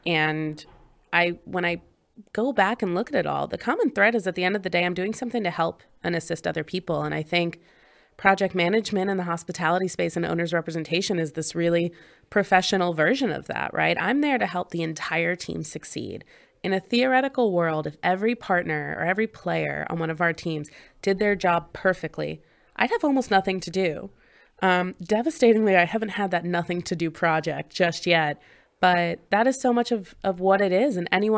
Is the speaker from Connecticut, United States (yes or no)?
no; Pennsylvania, United States; So I grew up in Southern Chester County in Pennsylvania, kind of right over the line where Delaware meets